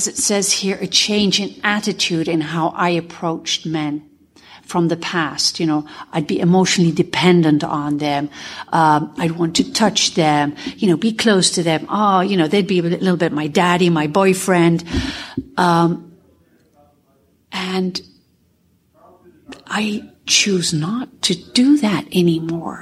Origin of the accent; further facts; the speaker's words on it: Netherlands; I'm a sexaholic from Holland